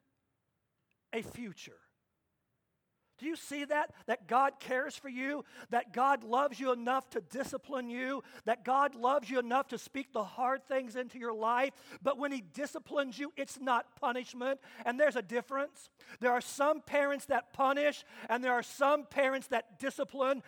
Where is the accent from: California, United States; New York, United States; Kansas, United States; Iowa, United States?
Kansas, United States; I grew up in Kansas, and my dad was a strong disciplinarian.